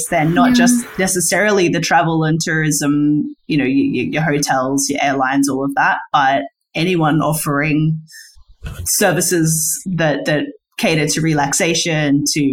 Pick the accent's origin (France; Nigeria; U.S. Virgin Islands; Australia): Australia; speaking as an Australian